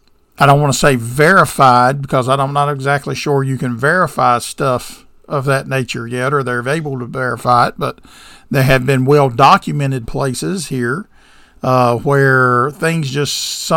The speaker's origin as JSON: {"language": "English", "region": "the South", "country": "United States", "said": "we're from the South, and we have a rich heritage that's steeped in low country superstitions"}